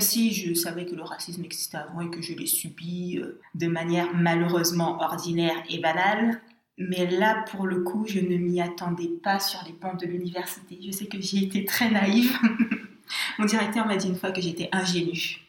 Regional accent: Guadeloupe; moved away; je suis, j'ai grandi en Guadeloupe

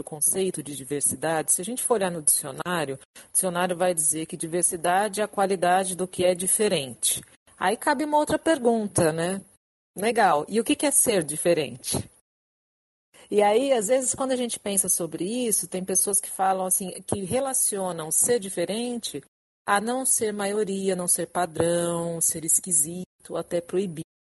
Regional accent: São Paulo, Brazil; moved away as an adult; now in Rio de Janeiro, Brazil; eu sou de São Paulo, estou morando no Rio, vai fazer menos um ano

